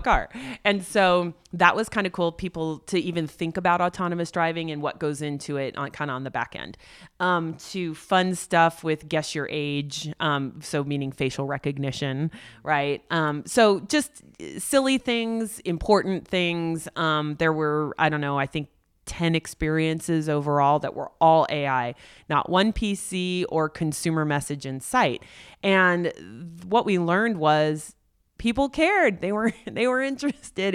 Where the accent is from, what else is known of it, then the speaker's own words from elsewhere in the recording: Silicon Valley, California, United States; I grew up as an only child looking at my mom going to work every day in Silicon Valley